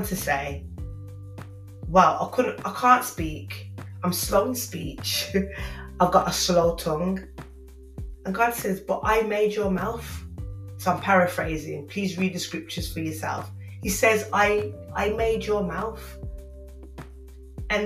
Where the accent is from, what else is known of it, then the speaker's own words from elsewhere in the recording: Birmingham, West Midlands, United Kingdom; accent: Brummie; my Brummie accent